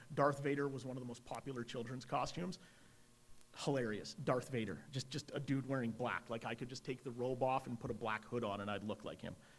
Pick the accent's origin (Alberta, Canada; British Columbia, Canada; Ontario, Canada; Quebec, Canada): Alberta, Canada; Edmonton; I'm an Irish Catholic kid from Edmonton